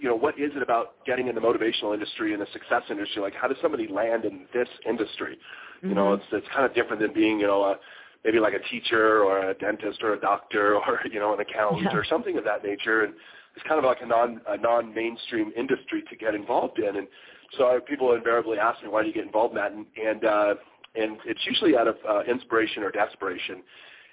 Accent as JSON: {"language": "English", "town": "Sacramento", "region": "California", "country": "United States", "tie": "born or raised there", "also_born_or_lived": "San Francisco Bay Area, California", "said": "I was born and raised in Sacramento, California, and went to high school out there"}